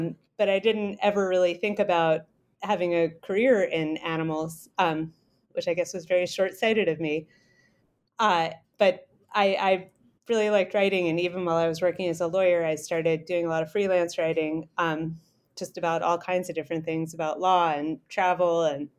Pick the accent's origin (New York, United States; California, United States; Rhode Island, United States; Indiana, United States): Rhode Island, United States; also born or lived in Saipan; Oh, sure. I'm originally from Rhode Island. My family is still around there.